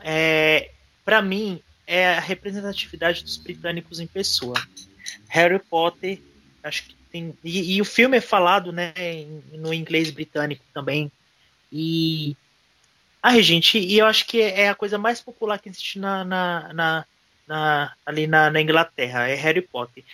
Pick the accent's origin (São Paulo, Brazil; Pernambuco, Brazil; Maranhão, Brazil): Pernambuco, Brazil; eu sou nordestino com muito orgulho. Eu estou de volta para minha terra